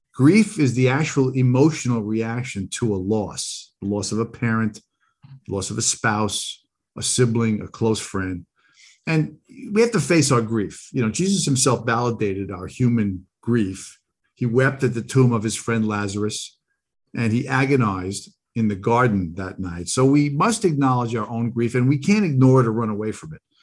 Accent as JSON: {"language": "English", "area": "Long Island", "region": "New York", "country": "United States", "tie": "born or raised there", "said": "growing up on Long Island"}